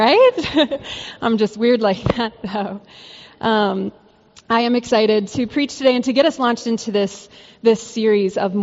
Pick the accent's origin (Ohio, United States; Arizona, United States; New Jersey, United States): Arizona, United States; I grew up in Arizona